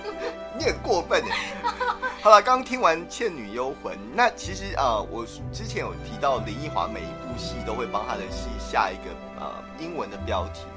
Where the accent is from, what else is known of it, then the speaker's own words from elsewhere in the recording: Taiwan; 我们台湾人习惯用Line